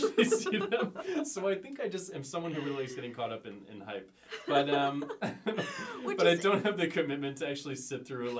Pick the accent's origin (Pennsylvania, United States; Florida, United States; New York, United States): Pennsylvania, United States; just outside of Philadelphia; I grew up just outside of Philadelphia.